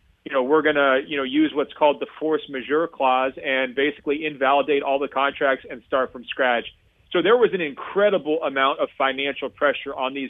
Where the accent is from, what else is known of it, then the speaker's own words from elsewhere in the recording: Oregon, United States; moved away; my home state of Oregon